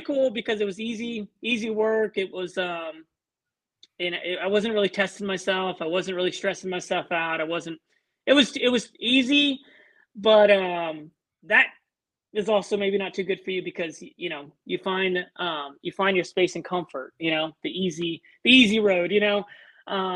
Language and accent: English; San Antonio, Texas, United States; I'm from Texas. I'm out of San Antonio